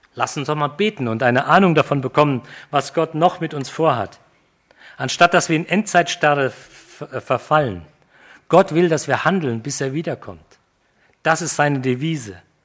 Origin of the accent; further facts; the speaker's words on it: Germany; wir als Deutsche